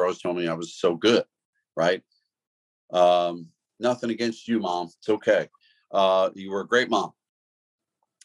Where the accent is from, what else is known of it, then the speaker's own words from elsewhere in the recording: Pittsburgh, Pennsylvania, United States; the people I grew up with in Pittsburgh were steelworkers